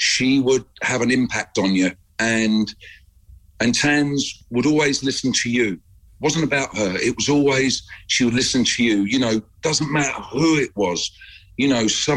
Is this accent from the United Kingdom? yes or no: yes; Watford, East of England, United Kingdom; moved away as an adult; We're both from Watford